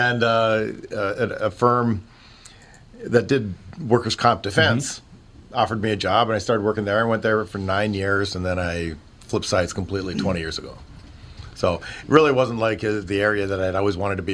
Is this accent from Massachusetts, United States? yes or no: no; Park Rapids, Minnesota, United States; also born or lived in Nebraska; I grew up in northern Minnesota